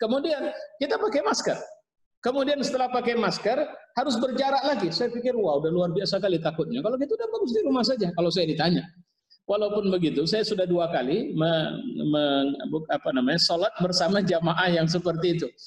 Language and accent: Indonesian; Pematangsiantar, North Sumatra, Indonesia; Nah, saya dari Siantar juga Pak, kampung saya di Siantar. Jadi saya